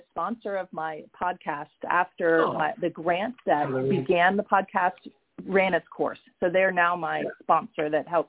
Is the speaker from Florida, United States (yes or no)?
yes; Florida, United States; also born or lived in South Carolina / Minnesota / New York / Massachusetts; I was born in South Carolina, but I lived in Minnesota and grew up most of my life in Florida, very, very flat.